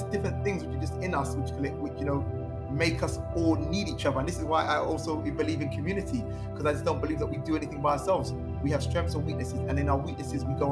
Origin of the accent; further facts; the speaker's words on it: London, United Kingdom; also born or lived in Earls Court / Neasden / Kingsbury / Kilburn; From when I was 10 years old, I grew up in Camden, like Gospel Oak, which is in Camden